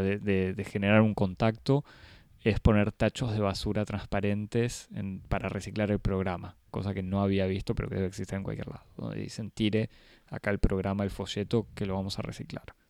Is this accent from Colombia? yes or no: no; Argentina; a mí como argentino